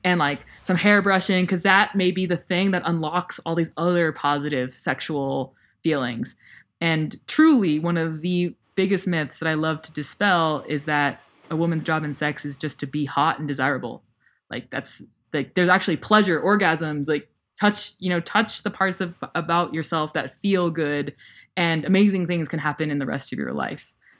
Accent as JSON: {"language": "English", "country": "United States", "tie": "born or raised there", "said": "I still, like, grew up in the U S"}